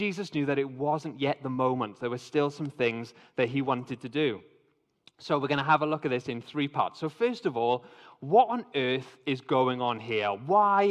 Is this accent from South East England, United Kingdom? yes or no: no; Wales, United Kingdom; I am actually half English, even though I've been born in Wales, support Wales, growing up in Wales